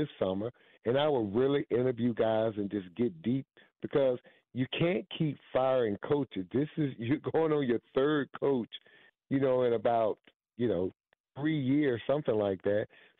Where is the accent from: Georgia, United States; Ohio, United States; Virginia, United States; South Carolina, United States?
Georgia, United States; And I really hope, as someone who was born and raised in Georgia, who lives here now, would like for the Hawks to get the right guy.